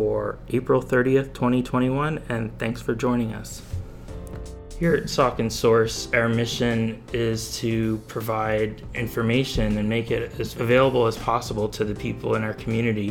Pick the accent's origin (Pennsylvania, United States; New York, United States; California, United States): Pennsylvania, United States; Bethlehem; I grew up in Bethlehem